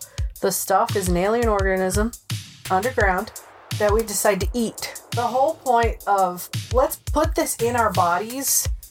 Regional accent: Rhode Island, United States; accent: Rhode Island; I've lost my Rhode Island accent. It comes out when I'm angry. The only time it comes out. But I've lost that accent, so I'm not very good at picking it up. I can do other accents fine, but it's my home state I can't do.

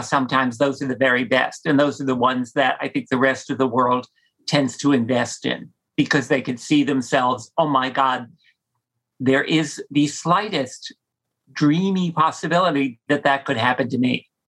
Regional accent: New Jersey, United States; growing up in Jersey

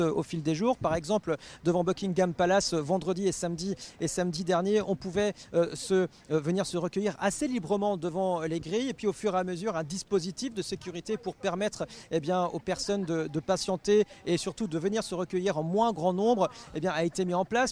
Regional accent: France; en tant que Français

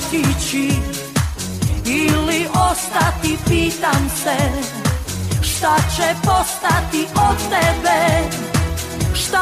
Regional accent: Bosnia & Herzegovina; I'm from Bosnia and I'm a strong woman

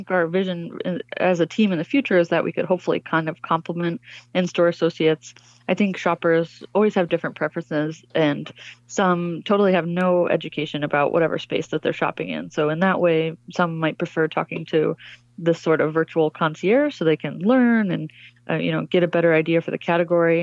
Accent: Michigan, United States; moved away as an adult; I ended up in my home state and back in Michigan and in Detroit specifically

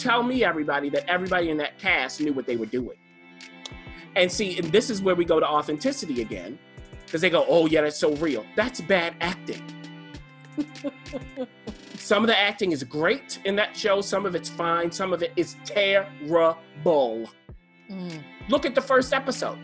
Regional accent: Baltimore, Maryland, United States; I'm from Baltimore City

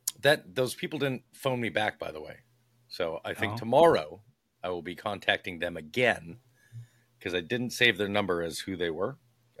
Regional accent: Ireland; No. No, I'm Irish.

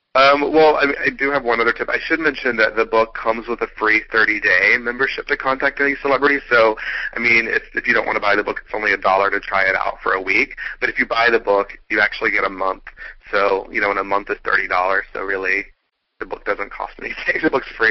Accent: Atlanta, Georgia, United States; I'm from Atlanta

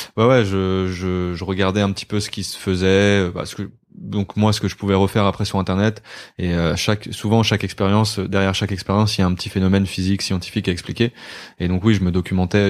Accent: Côtes-d'Armor, Brittany, France; moved away as an adult; je viens de Côte d'Armor. J'ai vécu 19 20 ans là-bas.

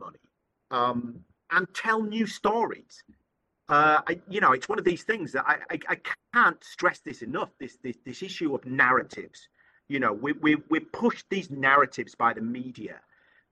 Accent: United Kingdom; also born or lived in Thailand; I'm from the UK, I'm British, and I'm a Buddhist convert.

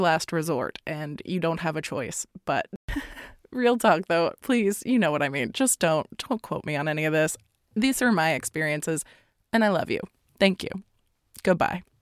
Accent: Florida, United States; I come from Florida

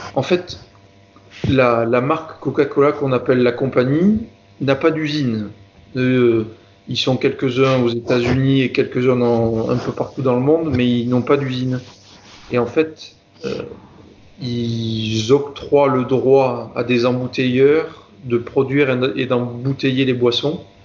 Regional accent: Marseille region, Provence-Alpes-Côte d'Azur, France; moved away as an adult; also born or lived in Grenoble / Civaux; je suis originaire de la région de Marseille

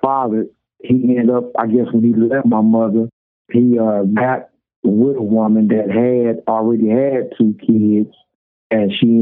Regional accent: St. Louis, Missouri, United States; From St. Louis, Missouri

